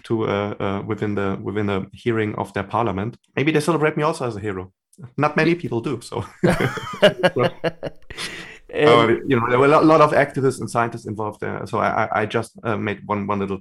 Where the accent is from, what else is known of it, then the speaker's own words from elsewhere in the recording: Germany; I'm from Germany originally, and I'm also based now in Germany.